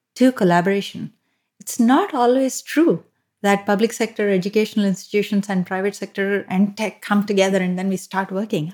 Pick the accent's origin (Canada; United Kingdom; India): India; Hyderabad, Telangana; moved away as an adult; also born or lived in Mumbai / Kolkata; now in United States; I'm from the south of India and, uh, I was born in Hyderabad. Um, I've lived in multiple cities, including Hyderabad, Mumbai, and Kolkata